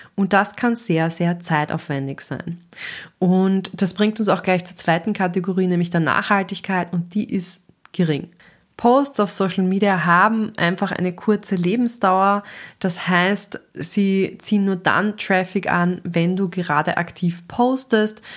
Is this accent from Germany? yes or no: no; Austria; ich selber bin Österreicherin